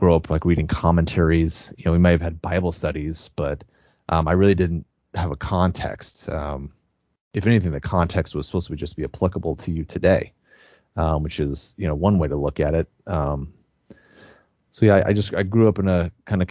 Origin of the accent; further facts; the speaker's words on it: Spokane Valley, Washington, United States; I grew up in Spokane Valley